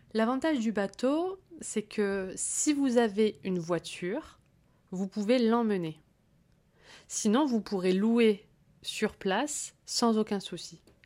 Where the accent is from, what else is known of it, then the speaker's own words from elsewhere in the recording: Corsica, France; j'ai grandi en Corse